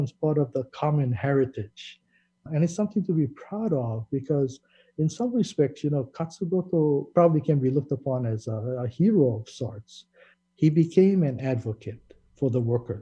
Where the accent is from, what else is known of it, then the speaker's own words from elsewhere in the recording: Honokaa, Hawaii, United States; I was born and raised in Honoka. I attended Honoka High School